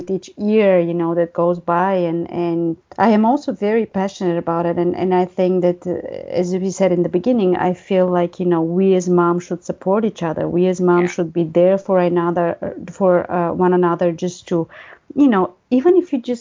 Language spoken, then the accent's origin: English; Bulgaria; moved away; I grew up in Bulgaria.